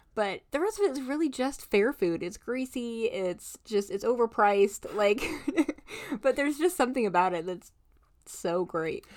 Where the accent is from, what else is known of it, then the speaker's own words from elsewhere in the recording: Indiana, United States; now in Alaska, United States; I grew up in Indiana